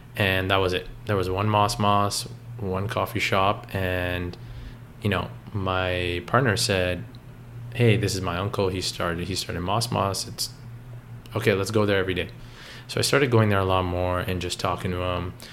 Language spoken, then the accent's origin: English; Richmond Hill, Ontario, Canada; growing up in Toronto, it wasn't anything like that. I grew up in Richmond Hill